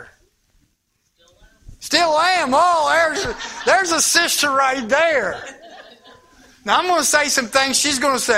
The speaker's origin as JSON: {"language": "English", "region": "Indiana", "country": "United States", "moved": "yes", "said": "I'm not from Ohio. I'm from across the river, the other way actually. Y'all don't know this, but I am a Hoosier"}